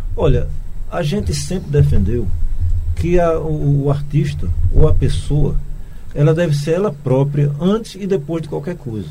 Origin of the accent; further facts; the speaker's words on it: Recife, Pernambuco, Brazil; nasci na Vila dos Comerciários